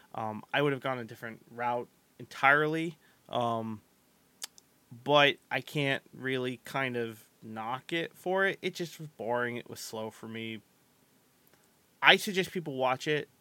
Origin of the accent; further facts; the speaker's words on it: United States; I'm American